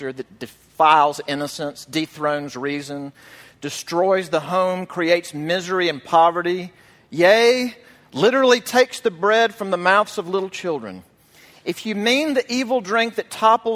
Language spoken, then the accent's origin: English; Mississippi, United States; my home state of Mississippi